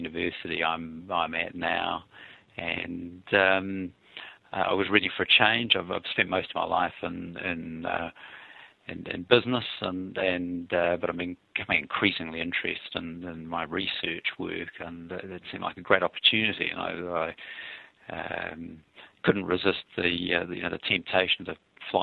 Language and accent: English; New Zealand; now in Australia; I'm a Kiwi of origin.